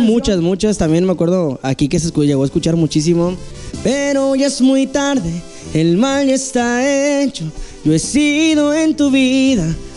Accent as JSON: {"language": "Spanish", "town": "San Gabriel", "region": "Jalisco", "country": "Mexico", "tie": "born or raised there", "also_born_or_lived": "Guadalajara", "moved": "as an adult", "lives_now": "Mazatlán, Mexico", "said": "Yo soy de, Guadalajara, este, soy nacido allá, pero siempre, cualquier entrevista que he tenido, siempre menciono que soy de San Gabriel, Jalisco, porque siento que aquí me crié"}